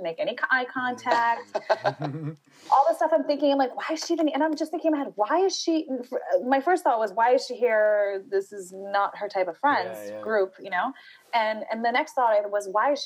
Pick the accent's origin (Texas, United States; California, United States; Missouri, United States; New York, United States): New York, United States; New York City; I grew up in Brooklyn, New York